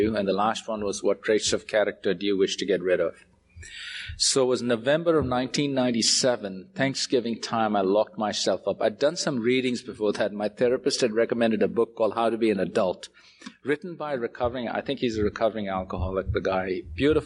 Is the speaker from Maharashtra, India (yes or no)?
yes; Mumbai, Maharashtra, India; I was born in Bombay